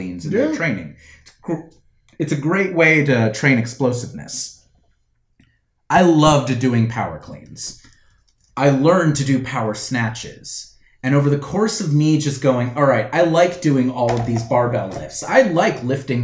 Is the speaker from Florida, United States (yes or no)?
yes; Florida, United States; I grew up in Florida, which is the only state where weightlifting is a varsity sport